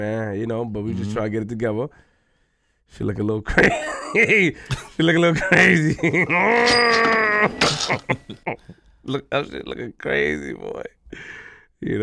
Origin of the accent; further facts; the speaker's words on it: New York City, New York, United States; I'm from Queens